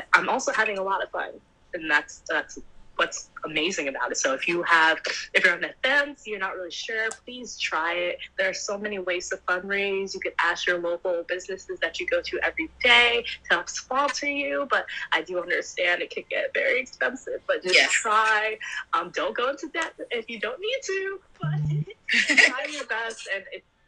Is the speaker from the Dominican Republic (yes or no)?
no; Jamaica; Caribbean, I'm Jamaican, so